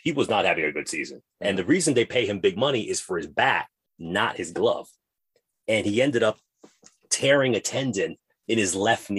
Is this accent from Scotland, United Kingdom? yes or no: yes; Scotland, United Kingdom; And going from the cold north of Scotland, my terrible accent